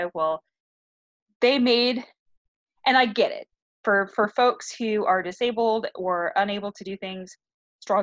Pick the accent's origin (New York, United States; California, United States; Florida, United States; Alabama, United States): California, United States; now in Texas, United States; I grew up in California, and we didn't read this in school